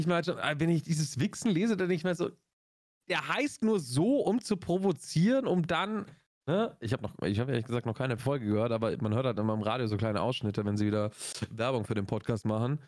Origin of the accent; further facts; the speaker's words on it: Augsburg, Bavaria, Germany; bei uns in Augsburg